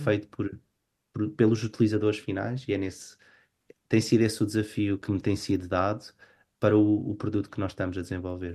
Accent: Portugal; moved away as an adult; now in Oslo, Norway; como portugueses sempre fomos um povo virados para, para fora

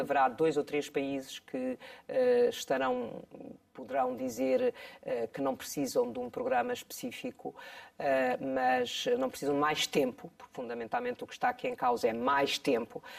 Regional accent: Bombarral, Centro, Portugal; Bom Barral é a minha terra de origem

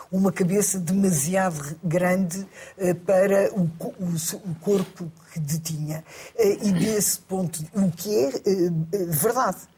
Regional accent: Porto, Norte, Portugal; Não, eu sou do Porto.

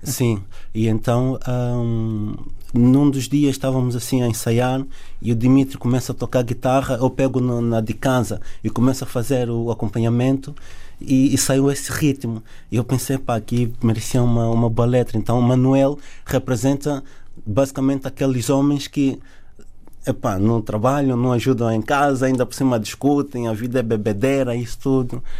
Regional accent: Luanda, Luanda Province, Angola; also born or lived in south of Angola / Sumbe; now in Portugal; nasci no Sul, mas cresci em, em Luanda

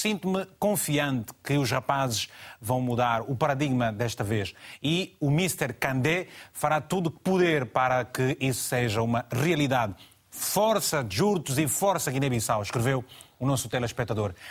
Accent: Malanje, Angola; Malange, minha terra

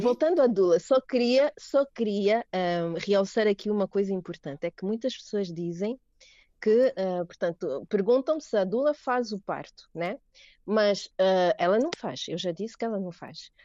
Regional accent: Angola; são angolana

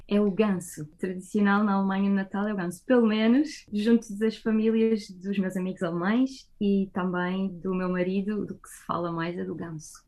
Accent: Portugal; moved away as an adult; now in Germany; sendo que eu cresci em Portugal, passei aqui a minha infância, a minha adolescência e grande parte do início da minha vida adulta

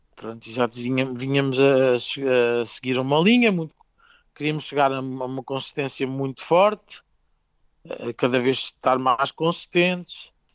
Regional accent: Ribatejo, Portugal; Somos muito portugueses e muito ribatejantes

